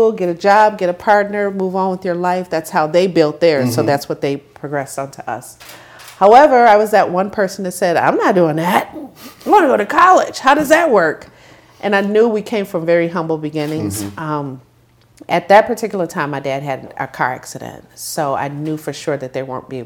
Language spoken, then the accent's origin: English; Joliet, Illinois, United States; also born or lived in Chicago; I grew up in Joliet, Illinois